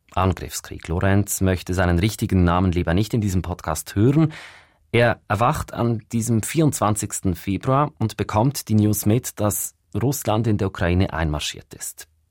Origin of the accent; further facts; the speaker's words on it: Switzerland; bei uns in der Schweiz